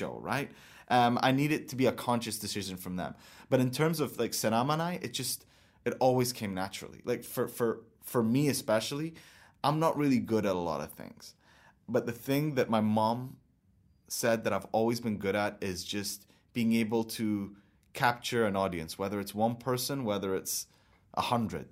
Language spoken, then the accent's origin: English; United Arab Emirates; growing up in my country and looking at my dad and looking at my future is like, I'm gonna be here